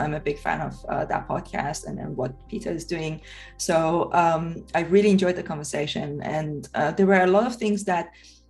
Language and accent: English; Iran; moved away as an adult; now in United Kingdom; I came from Iran to the UK in 2005, and I studied politics here.